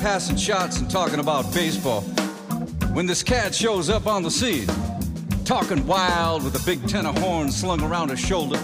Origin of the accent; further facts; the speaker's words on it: New York City, New York, United States; When I was a kid growing up in the Bronx